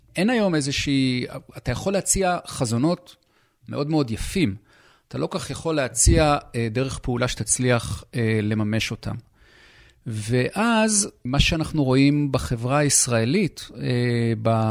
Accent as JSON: {"language": "Hebrew", "country": "Israel", "said": "אנחנו כישראלים"}